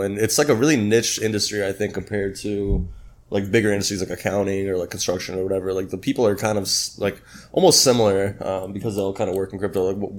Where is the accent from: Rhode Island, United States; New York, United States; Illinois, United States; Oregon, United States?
Illinois, United States; Chicago; moved away as an adult; now in Miami, United States; I moved out to Miami about 4 months ago just for the wintertime. I'm from Chicago